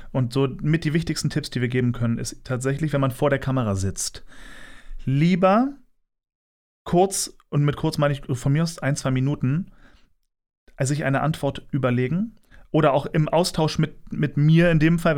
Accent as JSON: {"language": "German", "region": "Berlin", "country": "Germany", "tie": "born there", "said": "Also, ich bin geboren in Berlin und äh, das war 1988."}